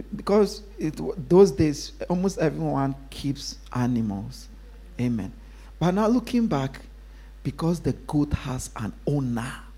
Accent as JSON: {"language": "English", "country": "Ghana", "tie": "born or raised there", "moved": "yes", "said": "when I was growing up in Ghana"}